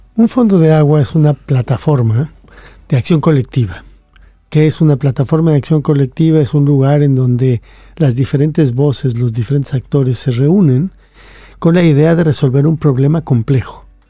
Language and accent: Spanish; Mexico; cuando yo fui a la escuela, yo soy mexicano, fui a la escuela de niño